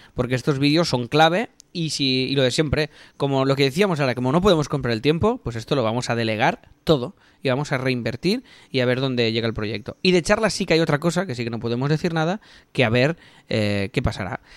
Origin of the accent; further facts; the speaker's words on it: Catalonia, Spain; somos catalanes